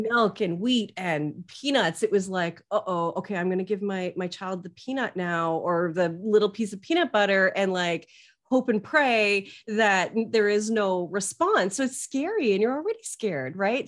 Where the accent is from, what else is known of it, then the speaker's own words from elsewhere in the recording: Canada; I'm Canadian.